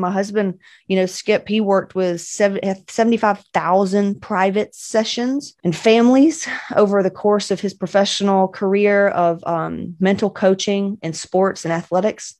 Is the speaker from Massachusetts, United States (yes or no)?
no; Cedartown, Georgia, United States; also born or lived in Cobb County, Georgia; I'm from West Georgia, baby